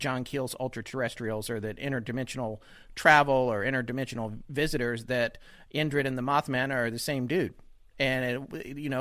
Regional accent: North Carolina, United States; I'm from North Carolina

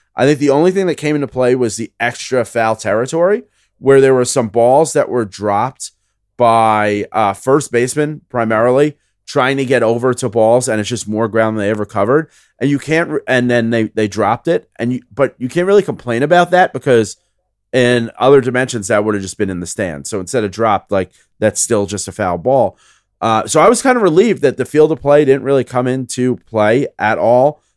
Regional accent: New York City, New York, United States; I grew up in the Bronx

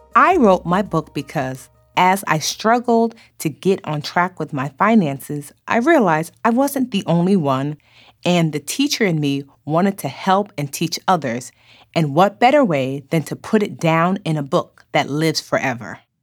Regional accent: Nigeria; I am Nigerian

